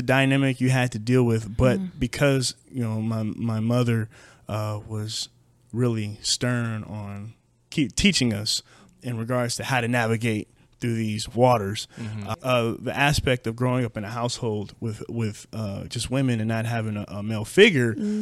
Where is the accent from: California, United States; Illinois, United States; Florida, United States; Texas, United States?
California, United States; Madera; I grew up in a small town in Central Valley, California, Madera, California. I was born there in 1988